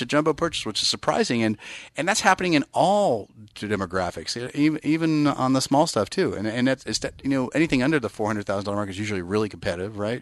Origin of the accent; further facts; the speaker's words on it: Bay Area, California, United States; I'm from the Bay Area